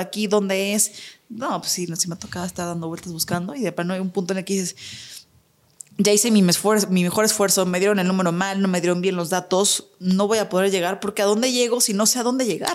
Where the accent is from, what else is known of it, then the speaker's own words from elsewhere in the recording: Mexico; como mexicanos